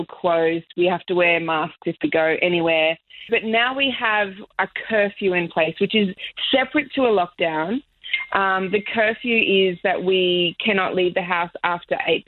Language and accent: English; Australia; moved away as an adult; now in Miami, United States; I am white Australian